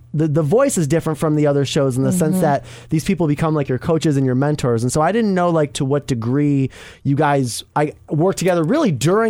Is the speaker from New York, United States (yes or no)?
yes; Buffalo, New York, United States; now in New York, United States; I'm from like upstate. I'm from Buffalo originally.